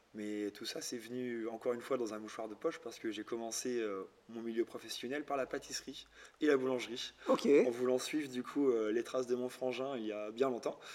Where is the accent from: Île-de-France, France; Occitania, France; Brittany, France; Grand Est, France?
Brittany, France; Lorient; je suis de Lorient, donc, euh, Bretagne Sud